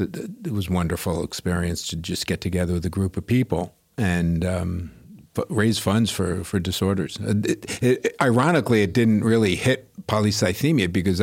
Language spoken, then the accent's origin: English; Great Neck, New York, United States; New York City and then Long Island.